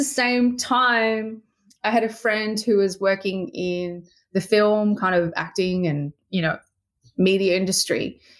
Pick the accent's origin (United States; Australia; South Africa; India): Australia; Sydney, New South Wales; I'm moving back to Sydney. I'm from the Northern Beaches of Sydney.